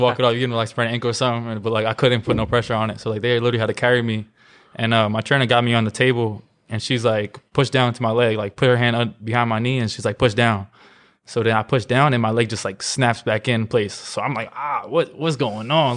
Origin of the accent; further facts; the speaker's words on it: New York City, New York, United States; I grew up in Brooklyn